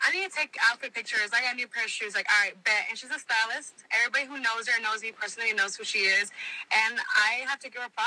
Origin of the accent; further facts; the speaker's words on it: Houston, Texas, United States; moved away as an adult; now in Los Angeles, United States; I was born here in L.A. I was raised in Houston my whole life